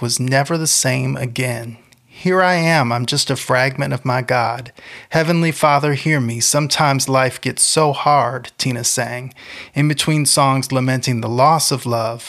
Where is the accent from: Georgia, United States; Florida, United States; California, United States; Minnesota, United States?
Florida, United States; St. Petersburg; As a child growing up in St. Petersburg, Florida, I was raised in the church